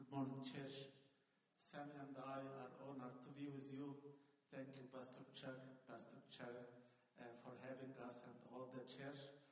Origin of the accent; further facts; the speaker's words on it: Asyut, Asyut Governorate, Egypt; moved away as an adult; now in United States; came to my city where I was born in Egypt